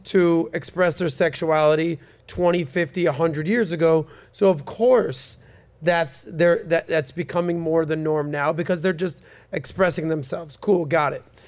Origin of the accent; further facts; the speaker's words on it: Miami, Florida, United States; Born and raised in Miami